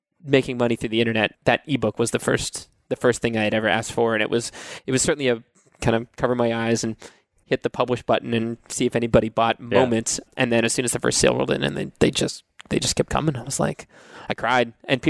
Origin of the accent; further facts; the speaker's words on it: Cape Cod, Massachusetts, United States; now in Nashville, United States; I grew up in Massachusetts on Cape Cod